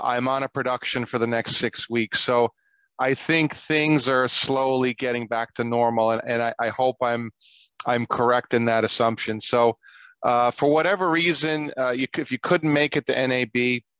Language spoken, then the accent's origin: English; New York, United States; now in California, United States; I grew up in New York